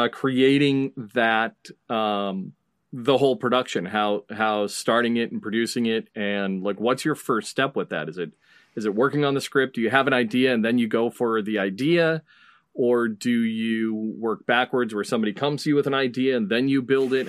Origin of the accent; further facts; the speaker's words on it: New England, United States; growing up in New England